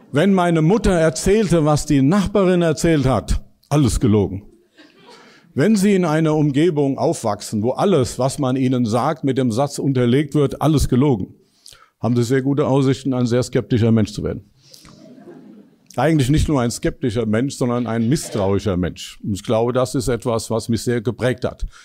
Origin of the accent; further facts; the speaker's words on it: Dillenburg, Hesse, Germany; Ich komme aus Dillenburg, das ist eine kleine Stadt in Hessen. Das kann man dann bei mir merken, wenn ich Zischlaute gebrauchen würde.